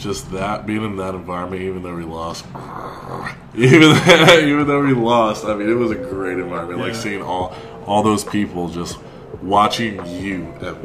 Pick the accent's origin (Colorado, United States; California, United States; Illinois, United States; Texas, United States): California, United States; Southern; I'm from Southern California